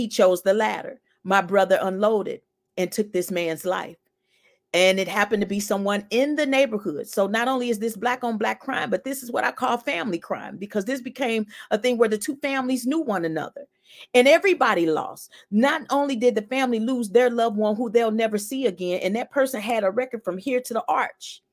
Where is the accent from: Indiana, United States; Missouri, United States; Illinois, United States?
Missouri, United States; St. Louis; I was born and raised in St. Louis as well, 51 years old.